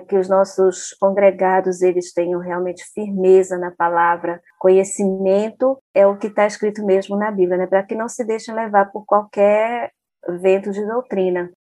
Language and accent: Portuguese; Porto Velho, Rondônia, Brazil; lá na minha cidade, Porto Velho, Rondônia